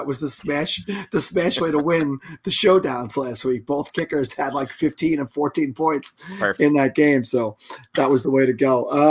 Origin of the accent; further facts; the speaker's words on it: New York, United States; As a New Yorker